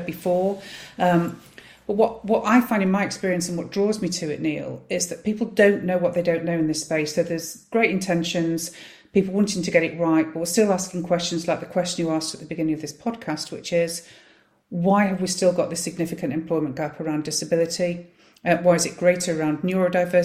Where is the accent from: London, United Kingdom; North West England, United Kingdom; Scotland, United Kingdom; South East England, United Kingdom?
North West England, United Kingdom; Manchester; I'm born and bred in Wythenshawe, South Manchester